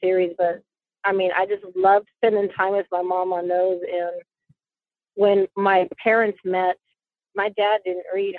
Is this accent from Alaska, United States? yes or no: yes; Anchor Point, Alaska, United States; I'm from Anchor Point.